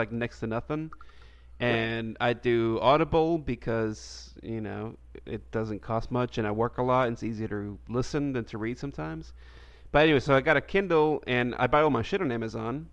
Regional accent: United States; I'm an American

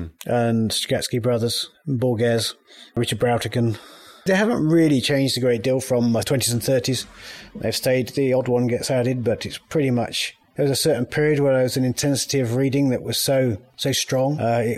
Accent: United Kingdom; I mean, historically, being British, that exoticism, that sort of like is very strong.

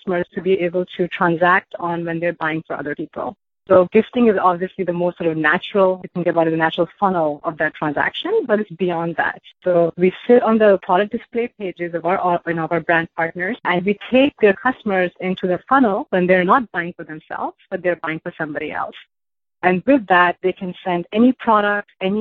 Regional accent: India; moved away as an adult; I grew up in India. I came here for my undergrad

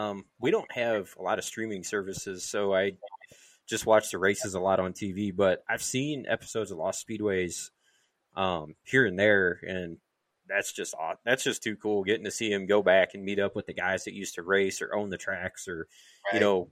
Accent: St. Louis, Missouri, United States; I'm from the St. Louis area.

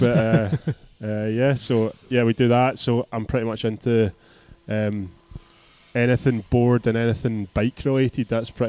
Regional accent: Ayrshire, Scotland, United Kingdom; I've literally grown up like less than a mile from the beach, but it's not a beach you can surf

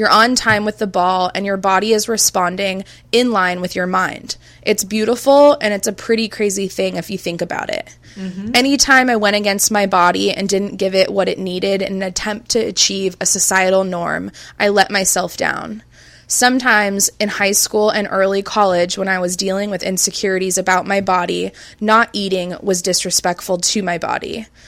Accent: California, United States; Growing up in Orange County, California, thick just wasn't in. Thin was in.

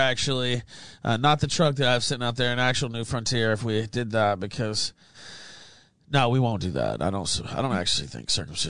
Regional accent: West Memphis, Arkansas, United States; I'm from West Memphis, Arkansas

